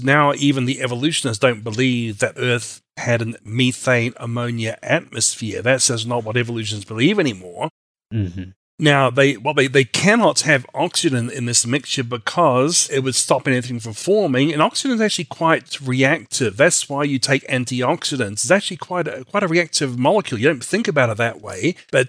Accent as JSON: {"language": "English", "country": "Australia", "also_born_or_lived": "New Zealand", "lives_now": "United States", "said": "although I'm originally from Australia and New Zealand."}